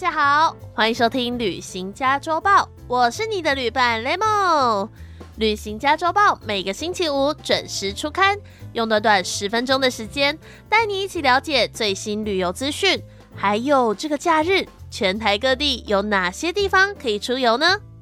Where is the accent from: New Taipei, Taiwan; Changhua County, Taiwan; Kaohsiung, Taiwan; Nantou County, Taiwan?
Changhua County, Taiwan; 我家乡彰化